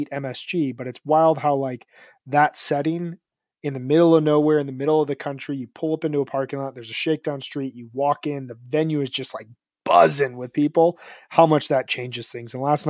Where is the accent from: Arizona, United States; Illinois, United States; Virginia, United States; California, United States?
Illinois, United States; just outside of Chicago; Like I grew up in just outside of Chicago